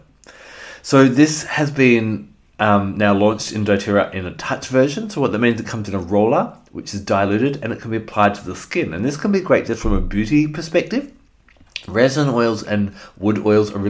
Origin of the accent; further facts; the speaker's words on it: Australia; also born or lived in Western Australia; I'm an Australian